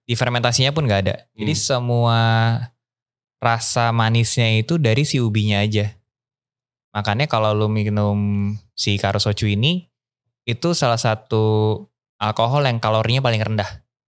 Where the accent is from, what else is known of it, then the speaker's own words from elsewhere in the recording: Bekasi, West Java, Indonesia; moved away as an adult; also born or lived in Bogor; now in Bali, Indonesia; kehidupan gua dari Bekasi Grew up di Bekasi and then kuliah ke Bogor